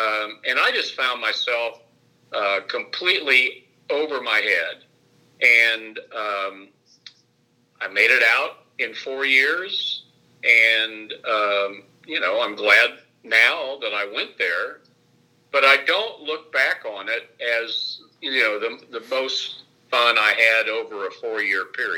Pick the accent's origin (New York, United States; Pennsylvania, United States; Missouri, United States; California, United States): Pennsylvania, United States; I was this guy from Delaware County who just was lucky enough to win a local scholarship.